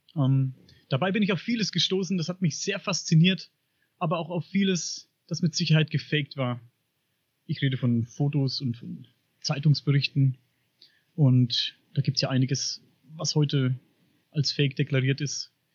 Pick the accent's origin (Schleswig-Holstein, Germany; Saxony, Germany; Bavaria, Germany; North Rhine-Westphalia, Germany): Bavaria, Germany; Upper Franconia; Ich komme aus Oberfranken.